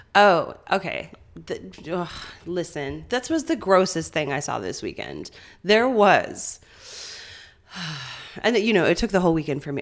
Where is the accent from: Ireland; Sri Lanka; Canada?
Canada; St. John's, Newfoundland and Labrador; moved away; I'm a townie meaning mm-hmm. I grew up in St. John's, the city